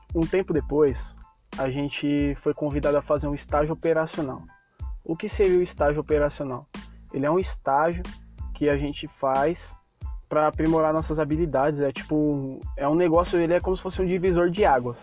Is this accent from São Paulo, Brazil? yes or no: yes; São Paulo, Brazil; eu sou de São Paulo